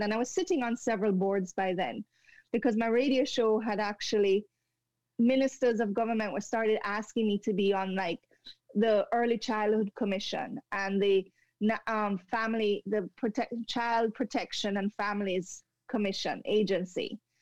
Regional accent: Jamaica; moved away as an adult; also born or lived in Montreal, Canada; now in Canada; going back to my home country in Jamaica

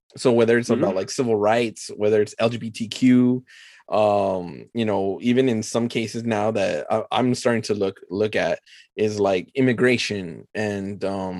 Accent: El Paso, Texas, United States; El Paso Comic Con, which is my hometown

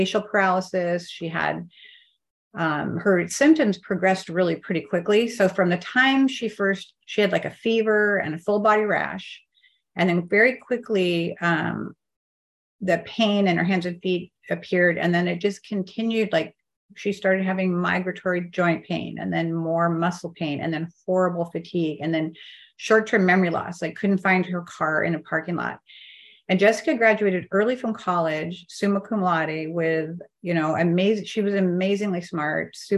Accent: Eastern Washington, United States; moved away; also born or lived in Arizona; I grew up in Eastern Washington

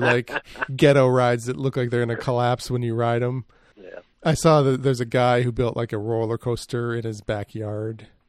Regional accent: Grand Rapids, Michigan, United States; I grew up near Grand Rapids, which is west side of Michigan.

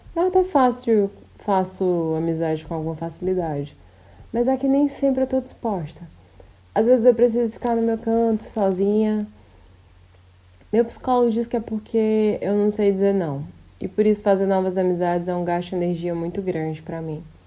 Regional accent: Brazil; moved away

